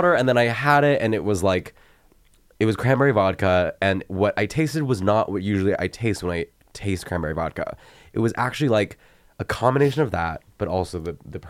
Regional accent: California, United States; I'm from California.

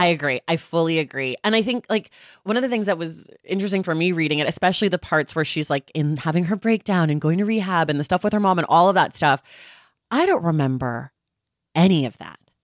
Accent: California, United States; I'm from California

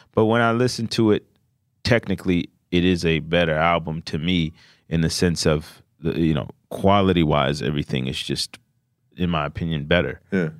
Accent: Glenarden, Maryland, United States; PG County, Maryland.

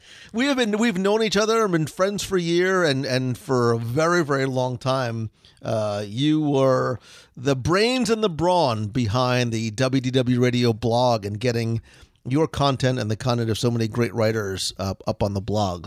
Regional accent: Northeast, United States; I grew up in the Northeast

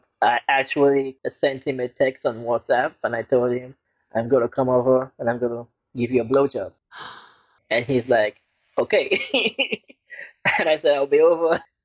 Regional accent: Lagos, Nigeria; Growing up in Lagos, Nigeria, it's a very strange area where I grew up

